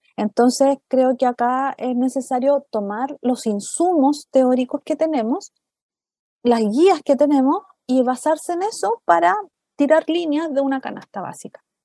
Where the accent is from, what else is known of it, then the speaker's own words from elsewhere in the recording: Chile; nosotros como chilenos